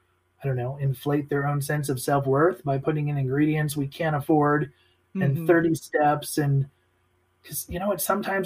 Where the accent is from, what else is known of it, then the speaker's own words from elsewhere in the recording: Midwest, United States; Like I said, growing up in the Midwest, Italian family.